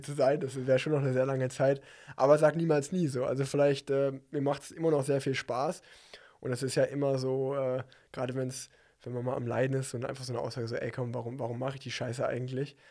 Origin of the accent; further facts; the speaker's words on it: Unna, North Rhine-Westphalia, Germany; in meiner, meiner Heimatstadt Unna